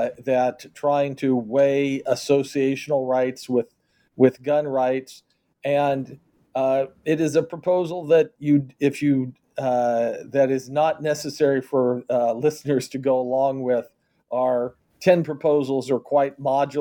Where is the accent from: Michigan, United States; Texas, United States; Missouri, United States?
Missouri, United States; Kansas City; my hometown of Kansas City